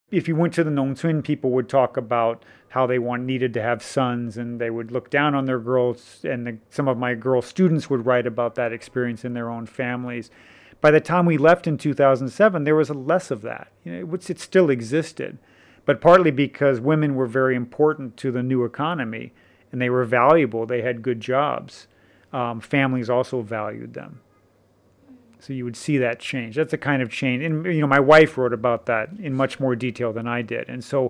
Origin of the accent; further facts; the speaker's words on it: Missouri, United States; You know, I grew up in Missouri in the United States, and everybody drives really early in Missouri, you know.